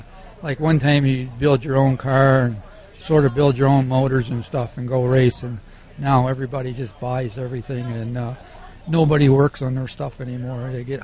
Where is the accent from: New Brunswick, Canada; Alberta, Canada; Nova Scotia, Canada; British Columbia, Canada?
Nova Scotia, Canada; Malaga Mines; also born or lived in Halifax, Nova Scotia; I was born in Nova Scotia in Malaga Mines. It's the other side of Liverpool and Bridgewater.